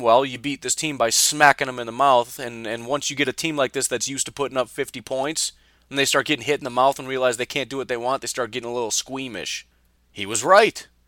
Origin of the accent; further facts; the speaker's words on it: Illinois, United States; I grew up in Illinois